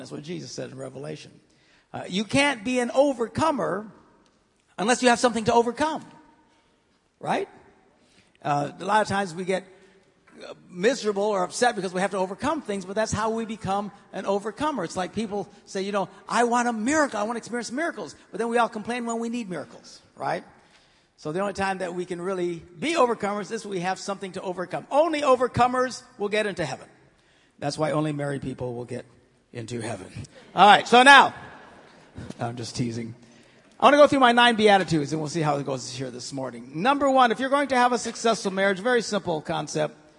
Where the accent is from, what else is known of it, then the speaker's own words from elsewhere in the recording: Green Bay, Wisconsin, United States; I'm from Green Bay